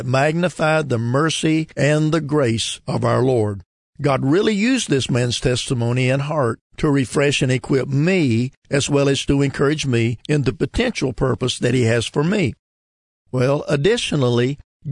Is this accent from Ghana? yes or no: no; the South, United States; I'm from the South, and where I live, there are a multitude of churches